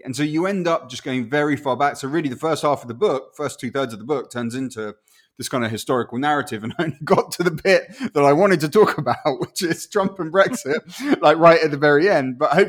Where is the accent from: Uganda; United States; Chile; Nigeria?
Chile; first language Spanish; English is a second language; also born or lived in Guatemala; if I hadn't sort of had those early years growing up in Chile, I would weirdly feel less Guatemalan, because to me, the sound of Spanish was my first language, right?